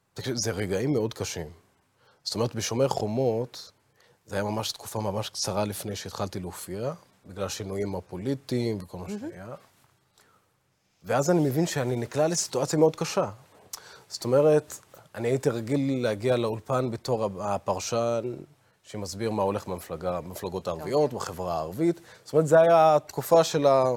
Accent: Israel; also born or lived in Baqa al-Gharbiyye; אני בתור ערבי, אזרח מדינת ישראל

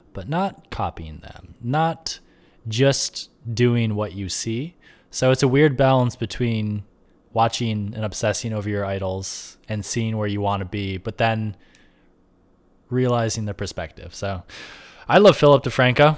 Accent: Rochester, New York, United States; moved away as an adult; also born or lived in Buffalo / Brooklyn, New York City; now in New York City, United States; I grew up in Rochester upstate

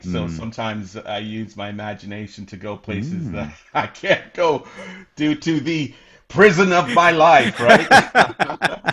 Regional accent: Canada; also born or lived in England (northeast of London); I ended up coming to Canada, immigrating to Canada with my mom and my sisters

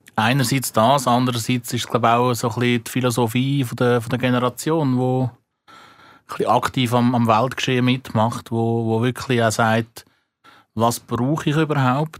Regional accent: Switzerland; bei uns in der Schweiz

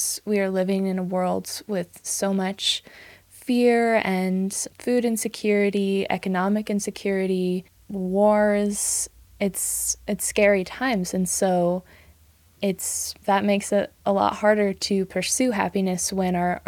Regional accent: the Willamette Valley, Oregon, United States; now in Santa Fe, United States; I grew up in Oregon in the Willamette Valley

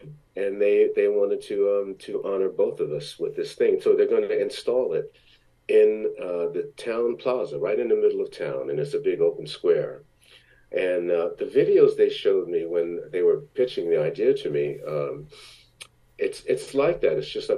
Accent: Belmar, New Jersey, United States; also born or lived in Long Branch, New Jersey / Asbury Park, New Jersey; The anniversary of my town, Belmar, New Jersey, where I grew up. Really, I was born in Long Branch, but we lived in Asbury Park until I was six, and then we moved from Asbury Park to Belmar. So everything from after that was in Belmar.

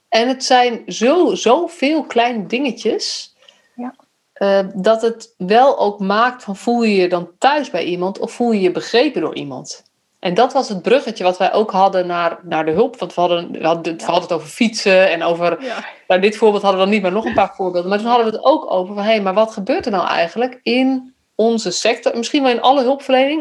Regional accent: Netherlands; also born or lived in Utrecht

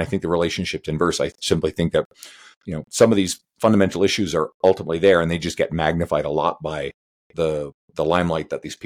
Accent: Western Canada, Canada; I'm a Canadian here, right? I'm a Western Canadian

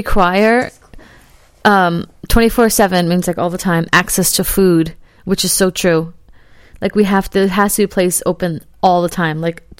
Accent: New Jersey, United States; moved away; I'm from New Jersey.

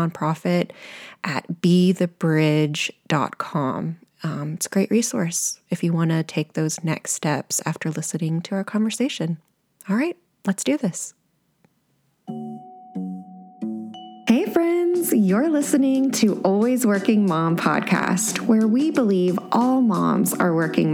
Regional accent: Sugar Land, Texas, United States; grew up in Sugarland, Texas

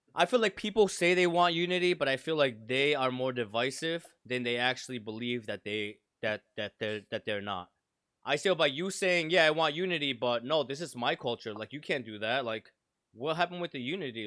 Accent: Providence, Rhode Island, United States; my culture is Providence. I grew up in the projects.

